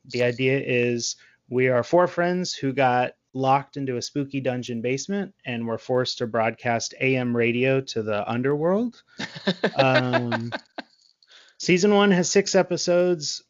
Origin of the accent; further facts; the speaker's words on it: Texas, United States; I'm from Texas. We don't have seasons.